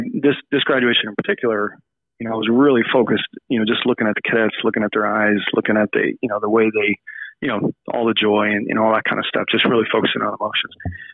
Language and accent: English; Phoenix, Arizona, United States; And when he retired, we settled in Phoenix. So I went to kind of middle school and high school in Phoenix, Arizon